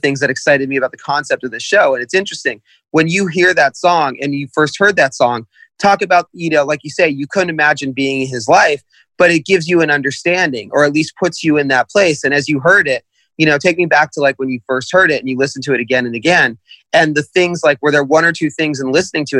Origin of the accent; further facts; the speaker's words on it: Los Angeles, California, United States; I grew up, you know, Jewish in the San Fernando Valley